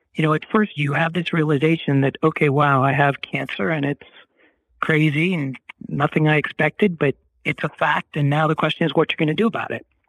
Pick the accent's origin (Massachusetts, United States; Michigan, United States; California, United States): Massachusetts, United States; Boston; moved away as an adult; also born or lived in Durham, North Carolina / New York; now in Los Angeles, United States; I grew up in Boston